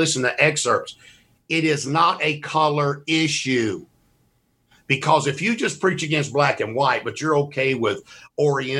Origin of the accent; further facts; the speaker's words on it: Mississippi, United States; I'm from Mississippi